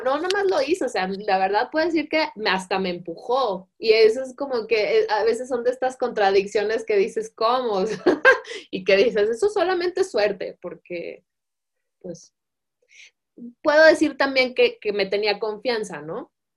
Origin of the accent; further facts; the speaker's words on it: Guadalajara, Jalisco, Mexico; moved away as an adult; also born or lived in Italy; nací aquí, yo nací aquí muy feliz